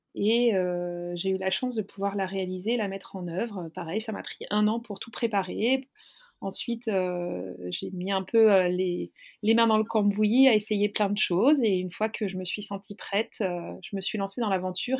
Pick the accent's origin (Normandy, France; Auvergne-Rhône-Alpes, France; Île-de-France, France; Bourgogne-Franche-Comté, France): Île-de-France, France; Paris; je suis parisienne